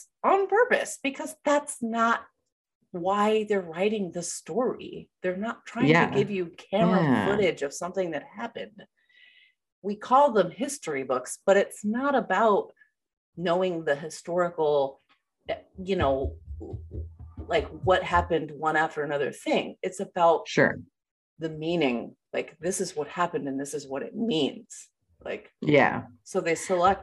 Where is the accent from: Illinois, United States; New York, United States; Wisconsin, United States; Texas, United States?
New York, United States; upstate; also born or lived in Georgia, United States; I moved from Georgia to upstate New York